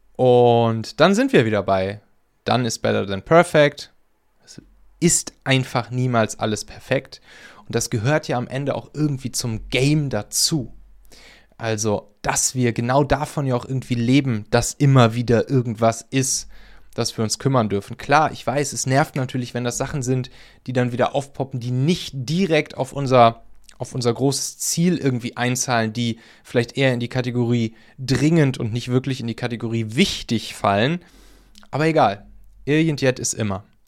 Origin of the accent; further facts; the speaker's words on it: Rhineland, Germany; moved away; bei mir aus dem Rheinland, aus meiner alten Heimat